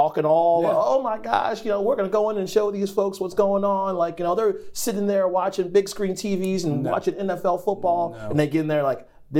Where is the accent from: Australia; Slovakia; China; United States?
United States; Long Island, New York; born there; That's exactly right. I was born in Long Island.